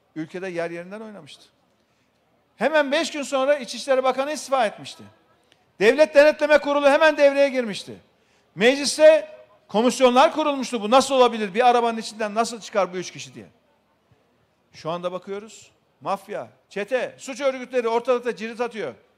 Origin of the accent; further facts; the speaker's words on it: Şereflikoçhisar, Ankara, Turkey; memleketimiz Şerifli Koçlar'da